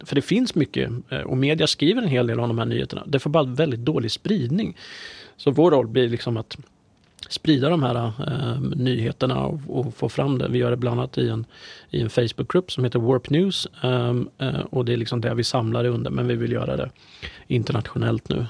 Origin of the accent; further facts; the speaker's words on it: Närke, Örebro County, Sweden; jag är ju närking i, i grunden